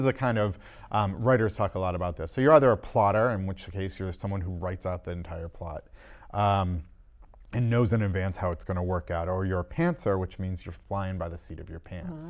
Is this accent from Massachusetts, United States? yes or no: yes; Massachusetts, United States; I live, um, outside of Boston, um, and I grew up in Massachusetts